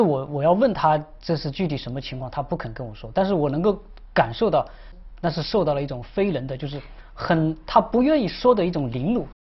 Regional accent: Wan'an, Jiangxi, China; moved away; 我的家乡是在江西省万安县福隆镇，那是一个，呃，一个山区，实际上交通很闭塞

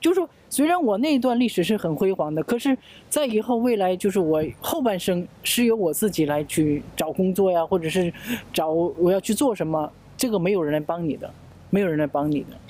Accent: China; now in South Korea; 那么我出到韩韩国来到海外生活这么久了，就是说我小的时候在中国受到那些教育完全都是不一样

